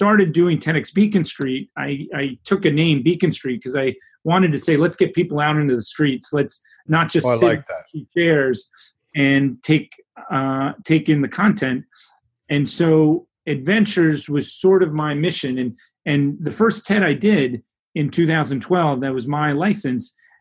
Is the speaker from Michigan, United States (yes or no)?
no; New York City, New York, United States; I grew up in New York City